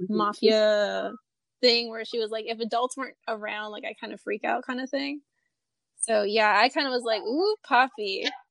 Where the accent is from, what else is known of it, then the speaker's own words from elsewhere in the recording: Texas, United States; I'm from Texas.